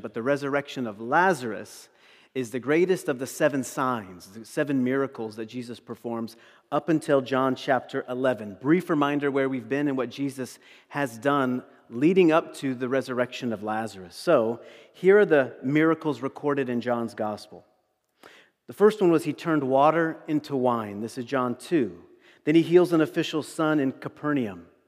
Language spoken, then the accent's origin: English; East Coast, United States; moved away; I'm from the East Coast